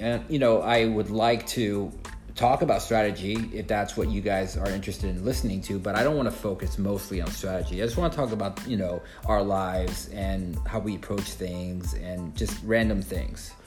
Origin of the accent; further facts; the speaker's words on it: Chicago, Illinois, United States; now in South Florida, United States; I'm from Chicago and I grew up there